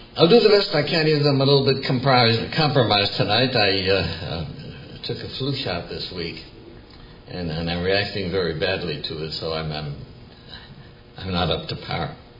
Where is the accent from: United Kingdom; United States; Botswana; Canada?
United States; Milwaukee, Wisconsin; I grew up in Milwaukee in the 1930s.